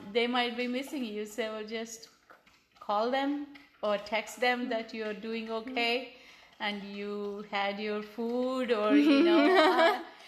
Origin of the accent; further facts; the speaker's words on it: India; first language Telugu; English is a second language; moved away as an adult; also born or lived in New Delhi; now in San Diego, United States; nobody knew my mother tongue. It was Telugu